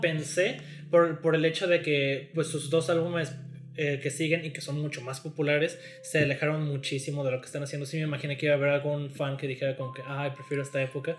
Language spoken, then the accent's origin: Spanish; Mexico; somos de México